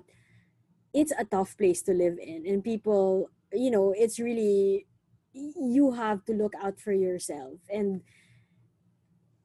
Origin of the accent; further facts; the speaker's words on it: Manila, Metro Manila, Philippines; moved away as an adult; now in New York, United States; I was born and raised in Manila